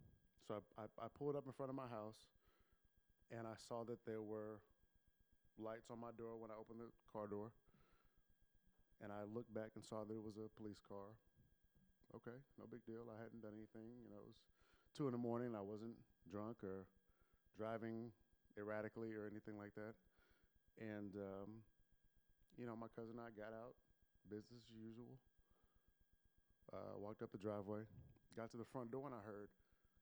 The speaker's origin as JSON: {"language": "English", "town": "Bellaire", "region": "Texas", "country": "United States", "tie": "born or raised there", "said": "I grew up in Bel Air, Texas, a suburb of Houston"}